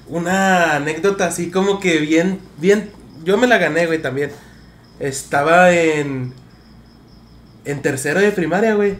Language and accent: Spanish; Mexico; uno como mexicano